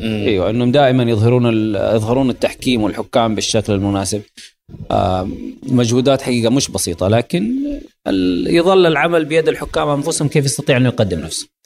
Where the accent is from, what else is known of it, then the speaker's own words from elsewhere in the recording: Saudi Arabia; عندنا في السعوديه